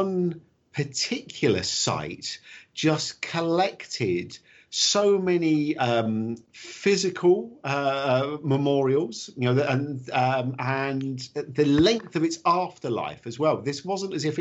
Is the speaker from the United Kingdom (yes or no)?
yes; United Kingdom; growing up in Britain in the 1970s